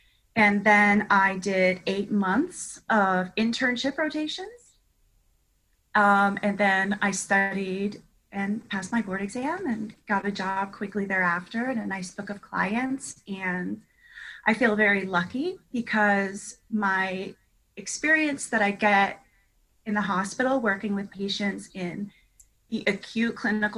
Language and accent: English; Augusta, Georgia, United States; now in South Florida, United States; I grew up in Augusta, Georgia, because I did spend 12 years there. So I spent a long time there, and I landed in South Florida on July 3rd, 2001.